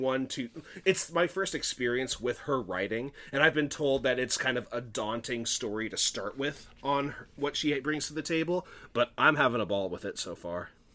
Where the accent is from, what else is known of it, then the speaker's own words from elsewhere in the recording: Lake Stevens, Washington, United States; I have lived in my hometown of Lake Stevens for a good portion of my life